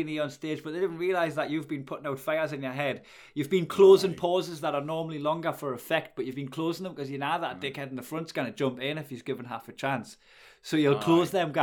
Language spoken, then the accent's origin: English; Geordie, North East England, United Kingdom; accent: Geordie